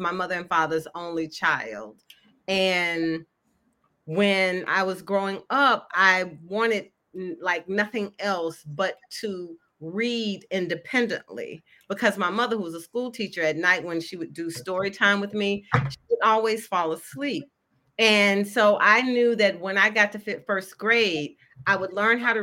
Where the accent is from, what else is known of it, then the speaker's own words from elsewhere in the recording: Memphis, Tennessee, United States; I grew up in Memphis, Tennessee, where I presently live